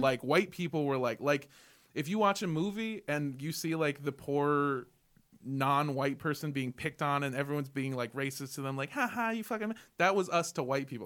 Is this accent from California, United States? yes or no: yes; Los Angeles, California, United States; also born or lived in Indio, California; I grew up in Los Angeles. I went to schools in Los Angeles